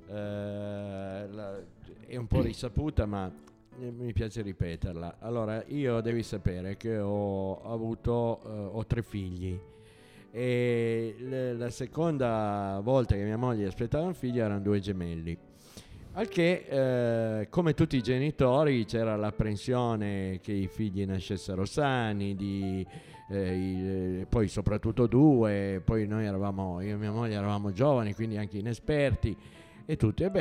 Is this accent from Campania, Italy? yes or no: no; Turin, Piedmont, Italy; di Torino da generazioni.